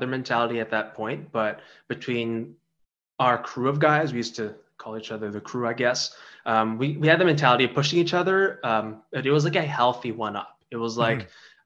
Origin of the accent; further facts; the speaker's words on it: Canada; I was born in Canada, but my parents they're not just like immigrants, they're refugees. So the standard of the way I was growing up was very different from everybody around me